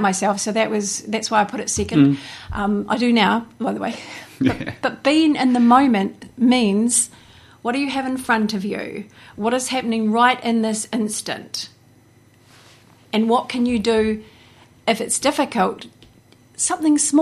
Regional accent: Hawke's Bay, New Zealand; also born or lived in Taupo, New Zealand; I grew up in pretty much from the time I was three. I've been here

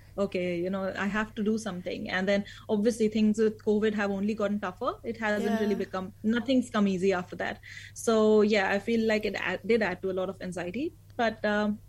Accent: India; moved away as an adult; now in New Zealand; I moved from India

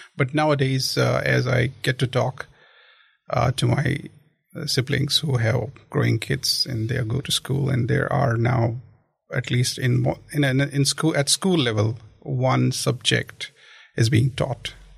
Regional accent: Jammu and Kashmir, India; moved away as an adult; also born or lived in other parts of India / Christchurch, New Zealand; now in Dunedin, New Zealand; I actually come from the extreme northern state of India. Uh, that's Kashmir. So I was born there. I was uh, I completed my studies there

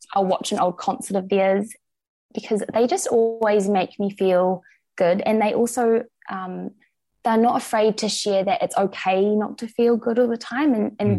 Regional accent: Christchurch, Canterbury, New Zealand; also born or lived in Dunedin, New Zealand; now in Wellington, New Zealand; I grew up in Christchurch

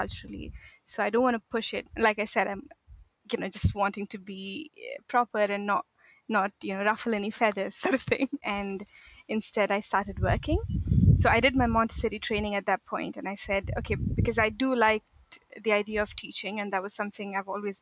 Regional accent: India; moved away as an adult; also born or lived in Egypt / Saudi Arabia / Mauritania / Morocco; now in Auckland, New Zealand; So I'm from India. So I'm basically, I was born there. I did my schooling there.

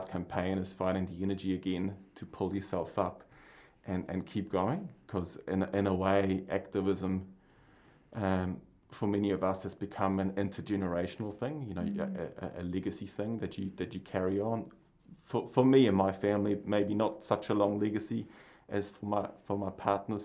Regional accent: Basel, Basel-Stadt, Switzerland; moved away as an adult; also born or lived in Palmerston North, New Zealand; now in New Zealand; I grew up in Switzerland on the other side of the planet, so my mountains are gigantic and huge, covered in snow most of the time of the year. And I grew up in a city called Basel

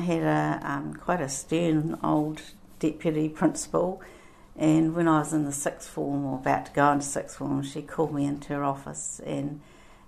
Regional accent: Masterton, Wellington, New Zealand; I was born in Masterton, and I went to primary school at Lansdowne School, and then I went on to Macora College

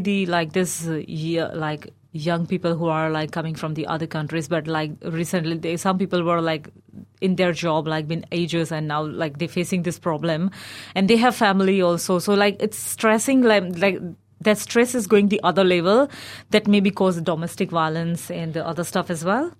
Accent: India; moved away as an adult; now in Dunedin, New Zealand; But I grew up in India.

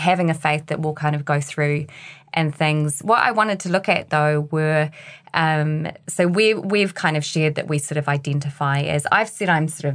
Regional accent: New Zealand; As a Kiwi

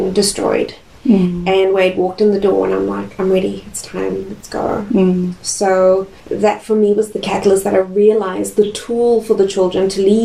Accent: Cape Town, Western Cape, South Africa; moved away as an adult; also born or lived in Nelson Tasman, New Zealand; now in Nelson, New Zealand; South Africa, beautiful Cape Town was home. We lived on the west coast in Sunningdale, 4 minutes away from the beach, beautiful views of Table Mountain. That was home

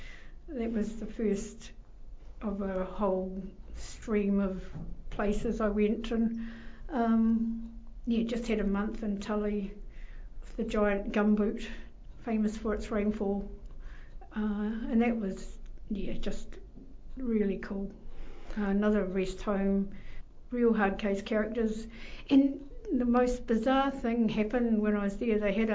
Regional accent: Patea, Taranaki, New Zealand; born or raised there; now in Waverley, New Zealand

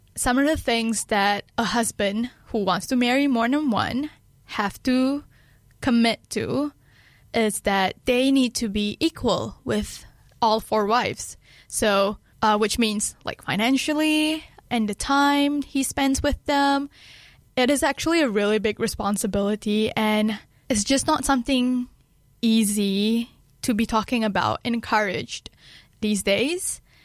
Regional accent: Kedah, Malaysia; now in Dunedin, New Zealand; my hometown in Malaysia, uh, Kedah

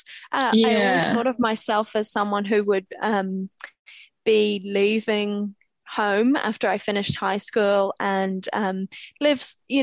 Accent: Belfast, Northern Ireland, United Kingdom; moved away as an adult; now in Dunedin, New Zealand; I grew up in Belfast in Northern Ireland and lived there until I was 18 when my parents and my brother and I moved here to Otipoti, to New Zealand.

